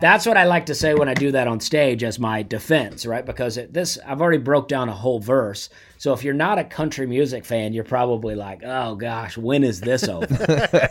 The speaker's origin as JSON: {"language": "English", "town": "Opelika", "region": "Alabama", "country": "United States", "tie": "born or raised there", "said": "I grew up in Alabama"}